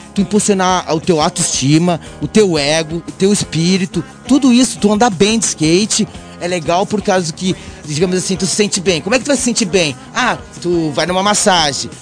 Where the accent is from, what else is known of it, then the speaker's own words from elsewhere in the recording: Brazil; accent: Latin; moved away as an adult; also born or lived in United States; Agora eu volto pro Brasil aqui